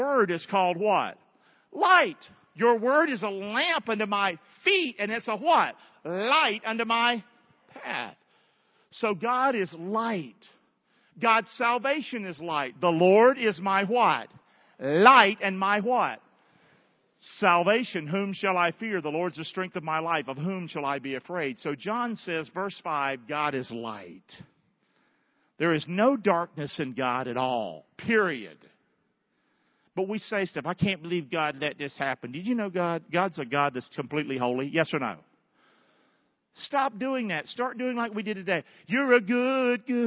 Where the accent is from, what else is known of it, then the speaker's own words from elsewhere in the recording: the South, United States; as a Southerner.